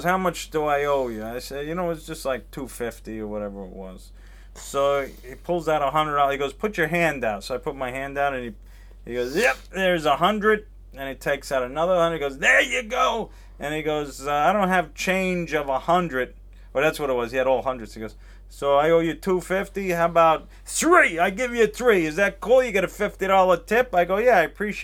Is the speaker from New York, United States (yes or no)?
yes; New York, United States; moved away as an adult; now in Los Angeles, United States; I'm from New York originally.